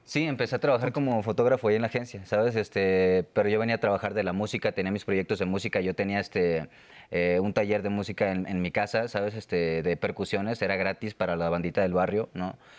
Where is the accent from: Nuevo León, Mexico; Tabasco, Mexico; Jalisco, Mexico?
Nuevo León, Mexico; Monterrey; moved away as an adult; now in Mexico City, Mexico; Yo vivía en Monterrey, soy de Monterrey